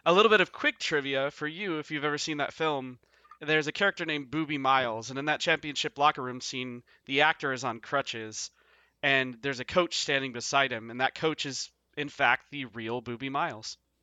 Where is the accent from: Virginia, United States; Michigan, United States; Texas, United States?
Texas, United States; Odessa; moved away as an adult; also born or lived in Ohio / overseas; I grew up in Odessa